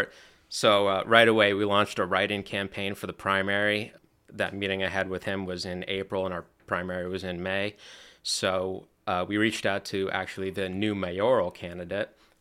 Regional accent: Slatington, Pennsylvania, United States; born and raised in Slangton

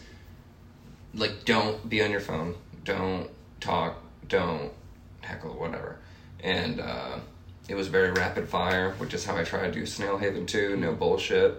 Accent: Rhode Island, United States; moved away as an adult; now in Chicago, United States; I'm from Rhode Island

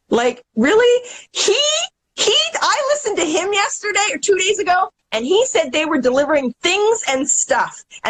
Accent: Canada; I'm Canadian

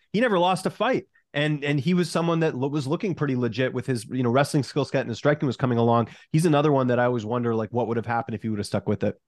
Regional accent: Canada; I'm Canadian

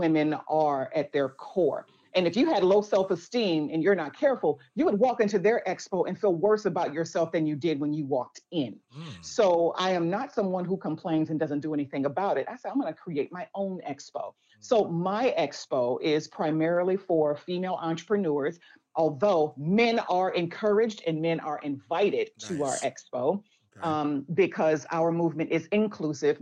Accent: Chicago, Illinois, United States; I was born and raised in Chicago

